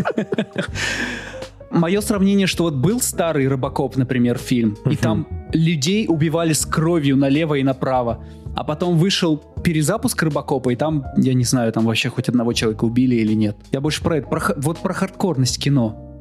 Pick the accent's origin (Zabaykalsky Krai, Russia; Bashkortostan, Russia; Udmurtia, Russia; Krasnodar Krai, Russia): Udmurtia, Russia; Izhevsk; moved away; Я приехал из Ижевска. Да, прошлый, прошлый раз я был в Ижевске. Я там родился